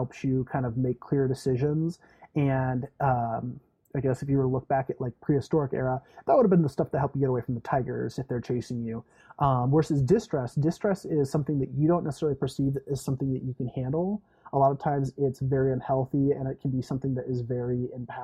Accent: California, United States; moved away as an adult; also born or lived in Indiana; now in Michigan, United States; I came from California originally, where I was an RA for about 3 years, and then I moved out to Indiana

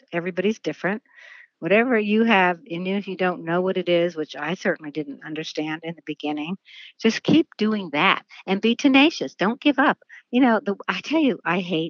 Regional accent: New York City, New York, United States; I grew up in New York City and as a dancer

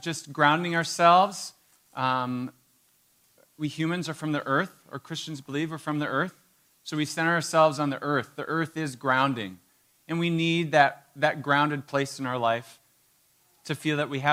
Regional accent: Marquette, Michigan, United States; I grew up in Marquette.

